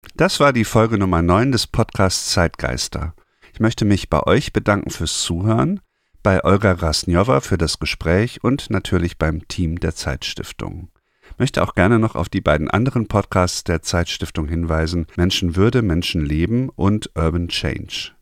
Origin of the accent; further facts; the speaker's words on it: Germany; bei uns in Deutschland